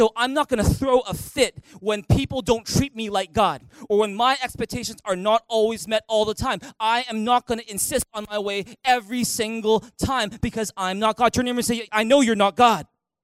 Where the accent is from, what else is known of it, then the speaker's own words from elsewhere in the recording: Canada; Well, JB, I'm Canadian. Of course, I say sorry all the time.